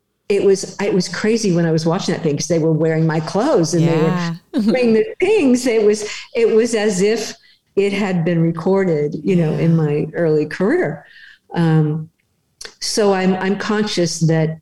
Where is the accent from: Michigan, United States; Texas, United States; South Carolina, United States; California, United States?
California, United States; Pasadena; I am actually from Pasadena